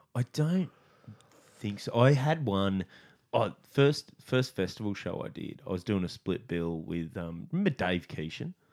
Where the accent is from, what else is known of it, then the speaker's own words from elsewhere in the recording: Australia; I'm Aussie